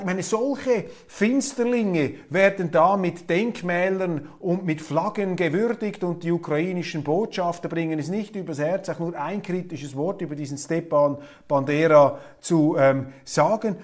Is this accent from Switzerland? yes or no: yes; Zurich, Switzerland; wir Zürcher Naivlinge